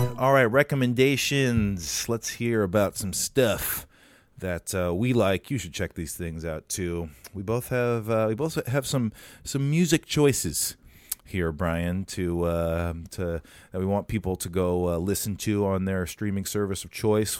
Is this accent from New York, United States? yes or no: no; Farmington, Minnesota, United States; also born or lived in Nebraska; fifteen minutes away from where I grew up in Farmington, Minnesota.